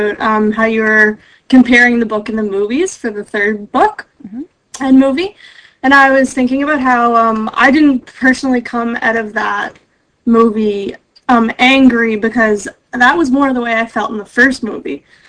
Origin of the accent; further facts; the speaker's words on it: Prince Edward Island, Canada; I'm from Eastern Canada, the smallest province.